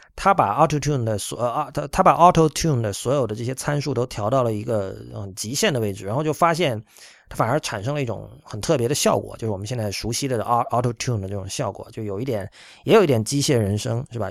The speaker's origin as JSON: {"language": "Chinese", "town": "Shenzhen", "region": "Guangdong", "country": "China", "tie": "born or raised there", "moved": "yes", "said": "我在深圳长大"}